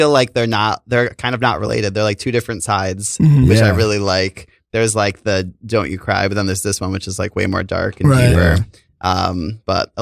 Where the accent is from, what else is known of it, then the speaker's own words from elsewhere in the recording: Connecticut, United States; I'm from Connecticut